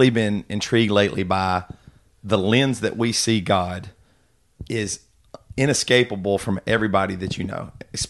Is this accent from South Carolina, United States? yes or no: yes; South Carolina, United States; we're from the South, South Carolina